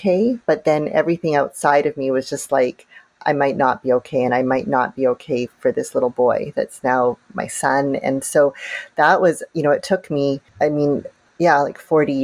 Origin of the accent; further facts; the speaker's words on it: Canada; growing up in Canada, I had a very I would say, a very safe childhood